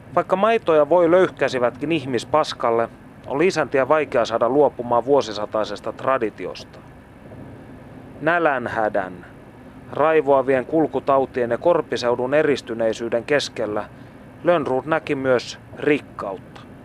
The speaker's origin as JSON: {"language": "Finnish", "town": "Kokkola", "region": "Central Ostrobothnia", "country": "Finland", "tie": "born or raised there", "said": "olen syntynyt Kokkolassa"}